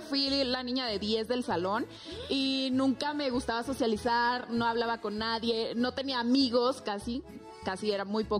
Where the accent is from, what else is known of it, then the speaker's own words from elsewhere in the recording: Zamora, Michoacán, Mexico; la Reina de Zamora, que es el municipio de donde yo soy